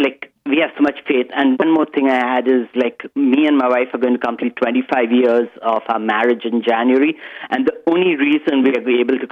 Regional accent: Mumbai, Maharashtra, India; moved away as an adult; now in Canada; originally I'm from India, and in Bombay

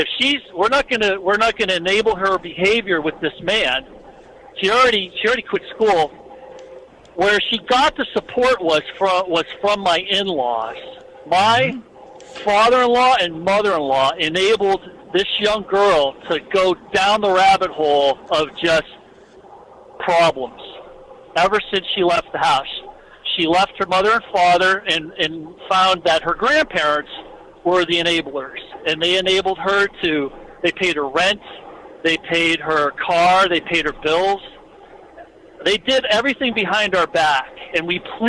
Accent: Erie, Pennsylvania, United States; now in Florida, United States; we're originally from Erie, Pennsylvania

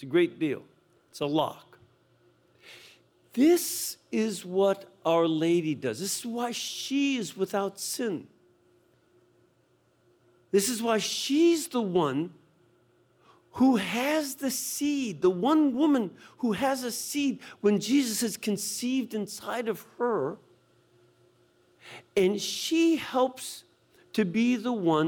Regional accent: Chicago, Illinois, United States; moved away; originally, I'm from Chicago

